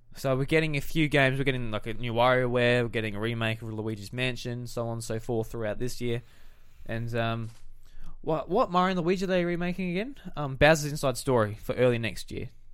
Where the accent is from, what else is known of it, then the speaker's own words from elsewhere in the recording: South Australia, Australia; we're from South Australia.